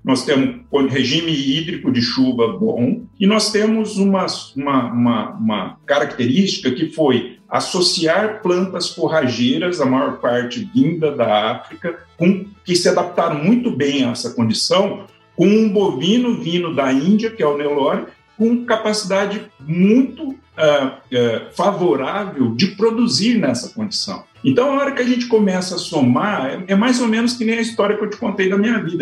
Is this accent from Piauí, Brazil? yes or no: no; Araçatuba, São Paulo, Brazil; Eu, eu nasci em Aracatuba, no interior de São Paulo, uma cidade com muita tradição na pecuária